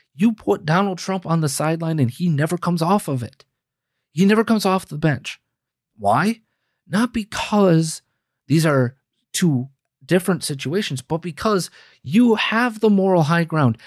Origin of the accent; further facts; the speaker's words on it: United States; we as the American people